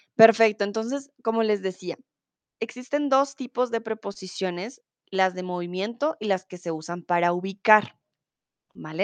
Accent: Bogotá, Colombia; now in Germany; Soy de Colombia, de la capital de Bogotá. Comúnmente vivo en Alemania

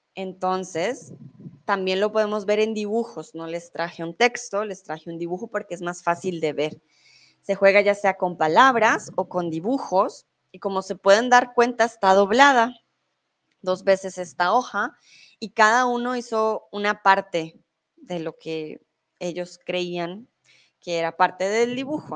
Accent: Colombia; also born or lived in Mexico; now in Germany; soy de Colombia, pero en estos momentos estoy en México. Comúnmente vivo en Alemania

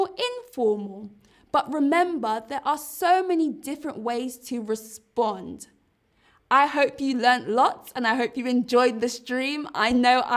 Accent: London, United Kingdom; London is my hometown

